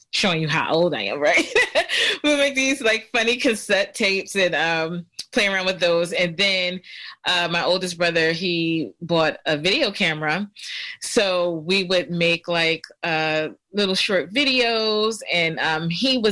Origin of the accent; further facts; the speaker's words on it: Philadelphia, Pennsylvania, United States; I grew up in Germantown. I lived right on Belfield Avenue